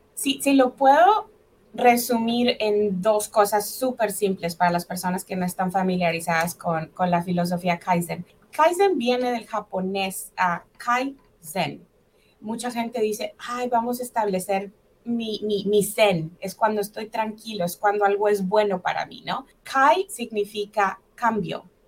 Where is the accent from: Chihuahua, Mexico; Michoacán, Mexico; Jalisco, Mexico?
Chihuahua, Mexico; Delicias; moved away as an adult; also born or lived in Mexico City / Ciudad Juárez; now in Ohio, United States; yo nací en la Ciudad de México, de hecho. Y a los seis meses de edad, mis papás se mudan a, Chihuahua, a una colonia rural ah, llamada Colonia Terrazas, en Delicias, Chihuahua. Y bueno, ahí, ahí crecí